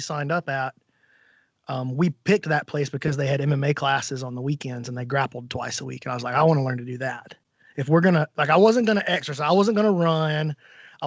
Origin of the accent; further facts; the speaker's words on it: Alabama, United States; Not only am I from America, I'm from Alabama